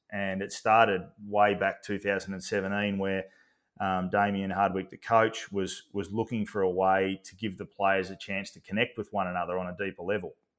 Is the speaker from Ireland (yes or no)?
no; Australia; as an Aussie bloke